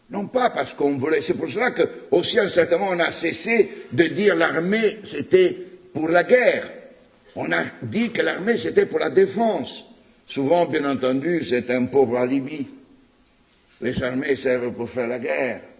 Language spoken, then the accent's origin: French; Quebec, Canada; c'est parce que vous dites en tant que Québécois, nous avons envie d'être reconnus